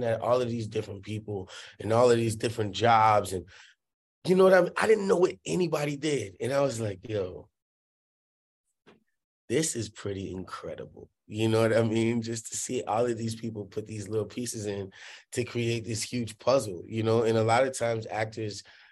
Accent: New Orleans, Louisiana, United States; moved away; I grew up in New Orleans

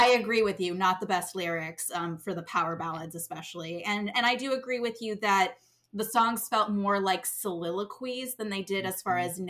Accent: Orlando, Florida, United States; now in New York, United States; I'm someone who grew up in Orlando

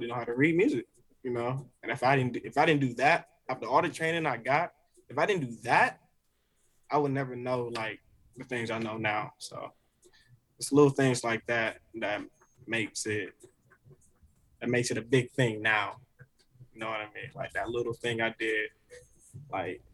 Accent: Oakland, California, United States; moved away; as a kid when I was growing up in Oakland, like I was living with my grandparents

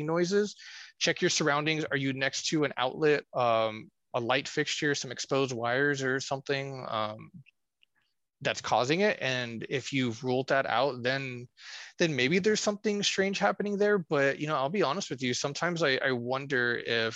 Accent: Corpus Christi, Texas, United States; my hometown, Corpus Christi, Texas.

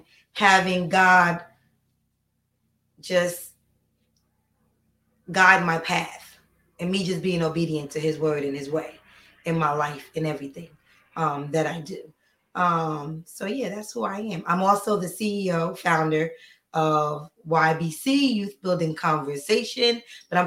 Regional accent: Paterson, New Jersey, United States; moved away; I'm from New Jersey, Paterson, New Jersey

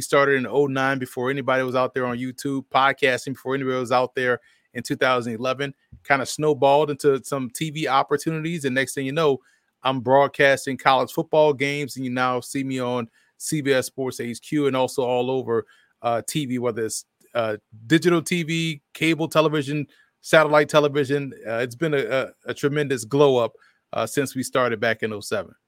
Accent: New Orleans, Louisiana, United States; moved away as an adult; now in New Jersey, United States; Born and raised in New Orleans

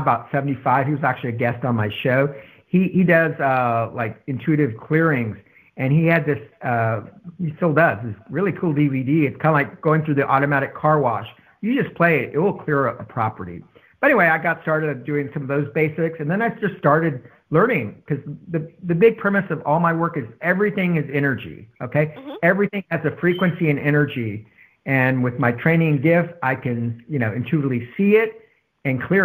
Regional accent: San Antonio, Texas, United States; Growing up in San Antonio

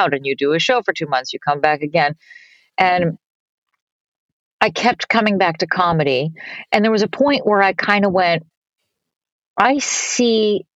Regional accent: Boston, Massachusetts, United States; moved away as an adult; also born or lived in New York City; I grew up in Boston, Massachusetts, doing musicals and comedy.

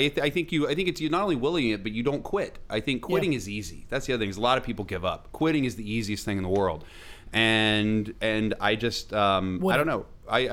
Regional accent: Parkersburg, West Virginia, United States; moved away; When I was a kid growing up in West Virginia

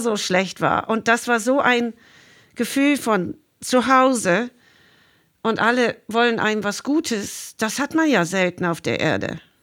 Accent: Dublin, Leinster, Ireland; German is a second language; moved away as an adult; now in Sylt, Germany; ich bin ja in Dublin geboren und da ist alles auch vom Meer dominiert

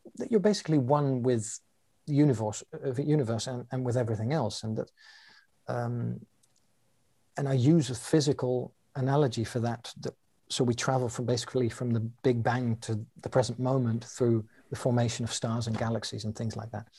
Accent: London, United Kingdom; now in Amsterdam, Netherlands; I was born in London, England, and I currently live in Amsterdam in the Netherlands

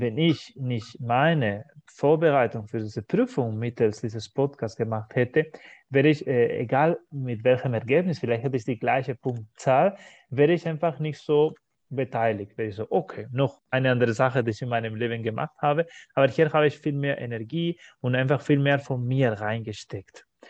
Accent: Spain; first language Spanish; German is a second language; wir kennen das so als Spanier, als Muttersprache von dieser spanischen Sprache

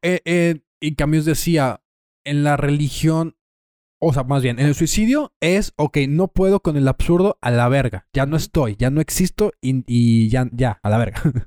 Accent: Torreón, Coahuila, Mexico; eres mexicano, somos de Torreón

